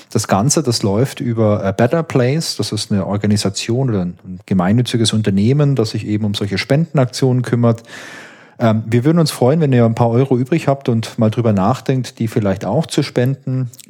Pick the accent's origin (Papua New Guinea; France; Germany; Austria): Germany; Baden-Württemberg; ich komme hier aus Süddeutschland und ich bin in der Nähe von Heilbronn aufgewachsen.